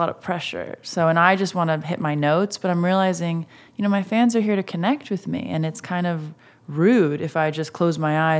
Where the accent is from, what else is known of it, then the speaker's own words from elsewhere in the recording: Massachusetts, United States; now in Los Angeles, United States; Well, I grew up right outside of Boston.